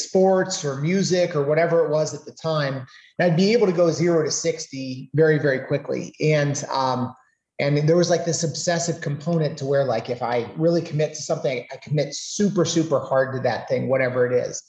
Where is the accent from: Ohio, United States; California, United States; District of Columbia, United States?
Ohio, United States; Canton; I'm a Northeast Ohio boy. I was born and raised in Canton, Ohio